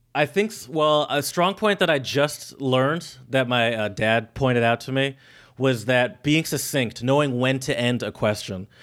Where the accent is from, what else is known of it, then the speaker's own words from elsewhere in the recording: Michigan, United States; we're from Michigan. That. We have all the big car companies here in Michigan